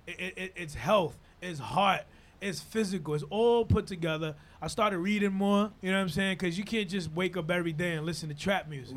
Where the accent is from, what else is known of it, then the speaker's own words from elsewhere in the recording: Dominican Republic; English is a second language; also born or lived in Harlem, New York / Inwood, New York / Washington Heights, New York; now in New York, United States; I come from Dominican Republic, born yeah. and raised, and in Dominican Republic